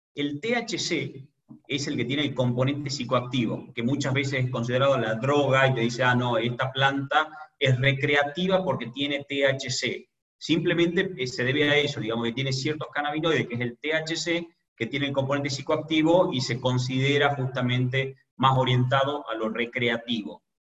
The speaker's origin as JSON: {"language": "Spanish", "region": "Tucumán", "country": "Argentina", "said": "soy emprendedor argentino, tucumano específicamente"}